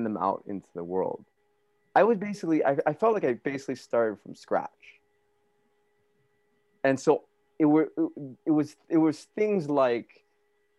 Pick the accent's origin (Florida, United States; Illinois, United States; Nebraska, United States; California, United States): California, United States; Alhambra; also born or lived in Flushing, New York / Hawaii; I was born in Flushing, New York. We were in Hawaii for a little bit, and then we moved to Alhambra, which is like 10 miles northeast from downtown